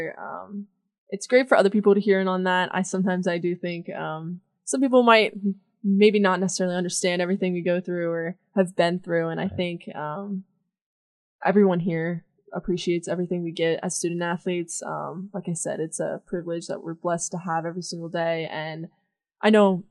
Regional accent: Fairfield, Pennsylvania, United States; We do have a ski resort in my hometown

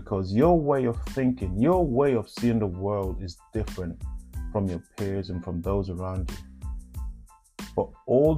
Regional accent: Jamaica; accent: Jamaican Patois; first language Jamaican Patois; moved away as an adult; now in United Kingdom; when I first came to the UK, and my accent was still Patois, Jamaican language.

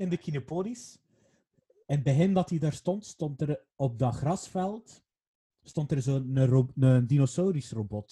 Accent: Waregem, Flanders, Belgium; Ik ben niet in Waregem geboren, maar wel opgegroeid.

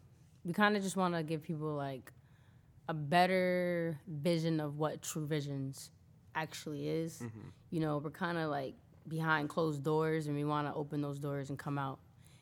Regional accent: New Britain, Connecticut, United States; I'm from hard-hit New Britain, too, so it don't matter.

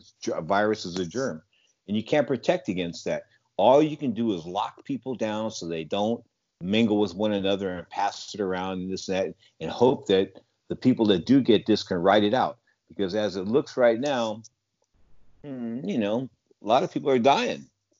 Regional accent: San Francisco, California, United States; I grew up in San Francisco

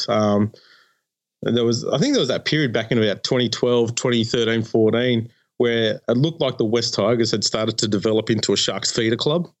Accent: New South Wales, Australia; now in Melbourne, Australia; I grew up in the New South Wales system

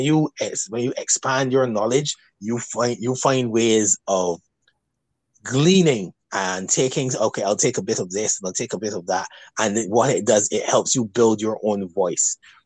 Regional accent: Barbados; accent: Barbadian

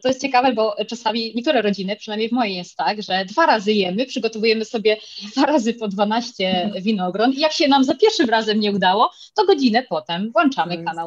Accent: Spain; also born or lived in Poland; urodziłam się w Polsce, jestem z rodziny polskiej, ale jednak od bardzo młodych lat mieszkam w Hiszpanii

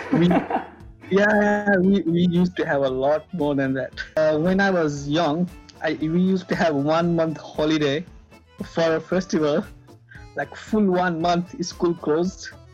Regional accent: Nepal; now in Australia; I'm not Australian. I'm Nepalese

